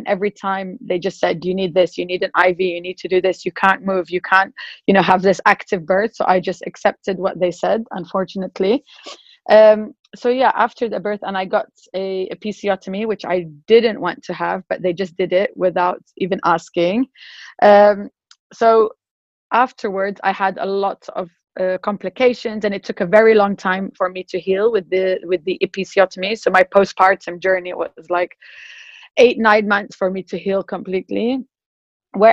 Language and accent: English; Morocco; now in Dubai, United Arab Emirates; I'm British, but also originally from Morocco. And I've been here in Dubai for the past 10 years.